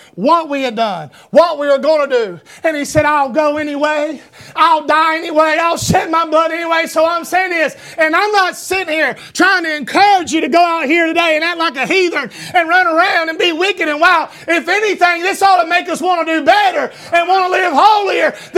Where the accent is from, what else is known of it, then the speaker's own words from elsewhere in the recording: Talmo, Georgia, United States; as a boy, we lived in a mobile home out in the middle of a community called Talmo, Georgia.